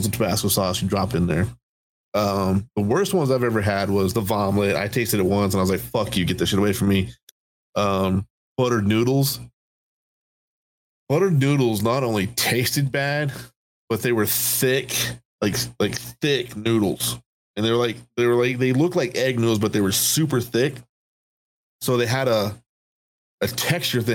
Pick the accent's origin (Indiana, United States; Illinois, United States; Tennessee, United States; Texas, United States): Texas, United States; I grew up in Texas, so I grew up on Texas sweet barbecue sauce